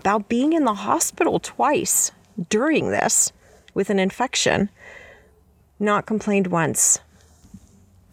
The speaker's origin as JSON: {"language": "English", "town": "Baltimore", "region": "Maryland", "country": "United States", "tie": "born or raised there", "also_born_or_lived": "New York / Washington, D.C.", "moved": "as an adult", "lives_now": "Montana, United States", "said": "I didn't grow up in Montana. I grew up on the East Coast. Most of my life spent in and around Baltimore"}